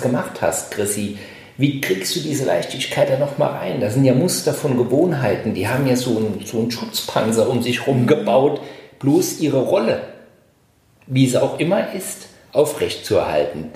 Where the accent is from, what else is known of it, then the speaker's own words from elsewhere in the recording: Saarbrücken, Saarland, Germany; now in Düsseldorf, Germany; ich komme ja aus Saarbrücken, ich bin zugezogen